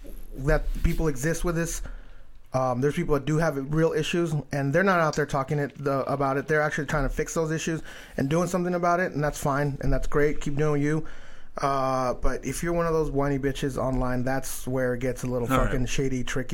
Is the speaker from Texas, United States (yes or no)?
yes; Texas, United States; I don't know, man. I came from Texas.